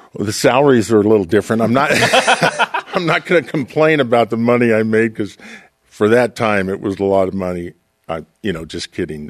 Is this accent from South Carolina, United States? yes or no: no; Portland, Oregon, United States; I grew up in Portland, Oregon